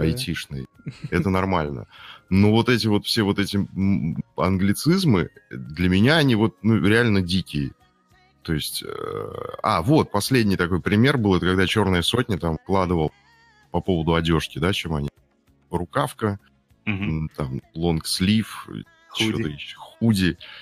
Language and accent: Russian; Urals, Russia; я с Урала сам